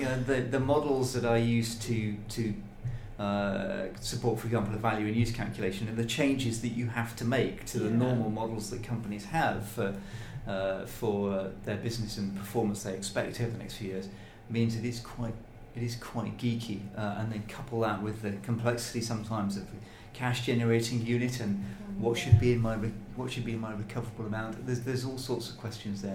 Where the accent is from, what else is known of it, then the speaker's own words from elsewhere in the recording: Birmingham, West Midlands, United Kingdom; I come from Birmingham. So Cadbury World is just down the road